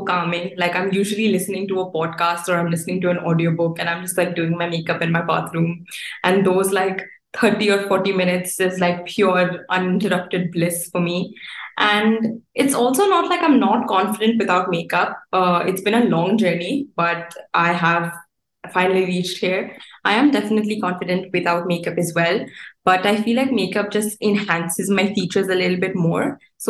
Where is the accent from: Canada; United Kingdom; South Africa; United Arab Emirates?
United Arab Emirates; Dubai; also born or lived in India; Like even though I am Indian and I'm from India, I would say that Dubai is my home. I've grown up here, I've gone to school here.